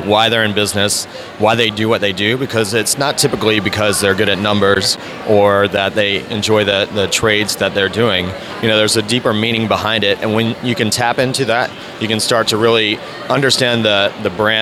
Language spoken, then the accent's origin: English; North Carolina, United States; moved away as an adult; also born or lived in Atlanta; now in Jacksonville, United States; I grew up in North Carolina, went to school at NC State, and worked there for a couple years